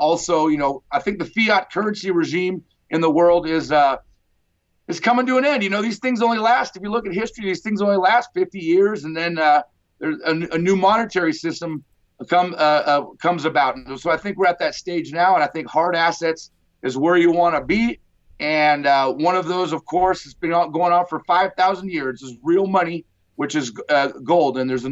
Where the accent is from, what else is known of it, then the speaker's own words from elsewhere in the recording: Alaska, United States; also born or lived in Nevada / Kalgoorlie, Western Australia; I'm from Alaska here